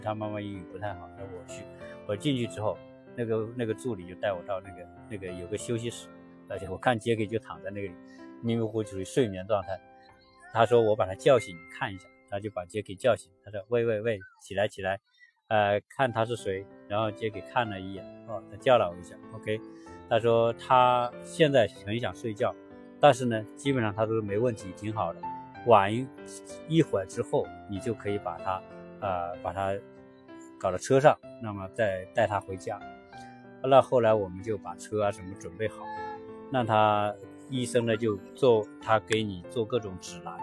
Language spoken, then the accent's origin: Chinese; China; now in United States; 我们中国人